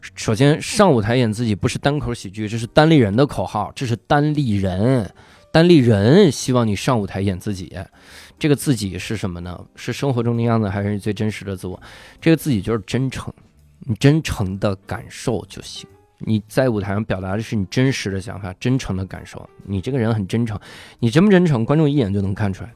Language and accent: Chinese; China; 我是一个中国的单口喜剧演员